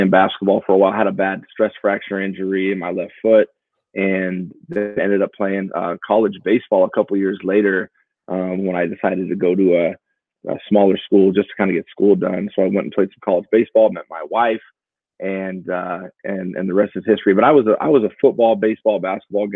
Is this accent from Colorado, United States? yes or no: no; Portland, Oregon, United States; So I'm from Portland, Oregon, born and raised.